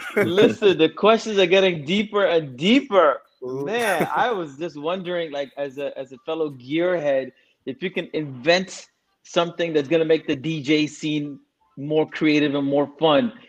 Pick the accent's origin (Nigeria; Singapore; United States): Singapore; also born or lived in India / Scarborough, Canada; now in Canada; Like I was born in, in, in, India, but I left when I was three. I grew up in Singapore